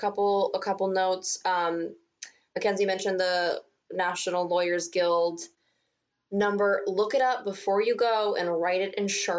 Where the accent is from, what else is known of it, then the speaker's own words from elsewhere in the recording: Cheyenne, Wyoming, United States; now in New York, United States; I'm from Cheyenne, Wyoming. I spent my summers in Nebraska. I know that area well.